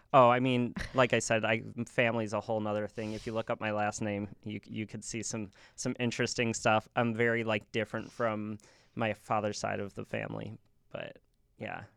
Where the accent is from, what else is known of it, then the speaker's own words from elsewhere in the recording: Cary, Illinois, United States; "Cary," 'cause that's where, you know, I grew up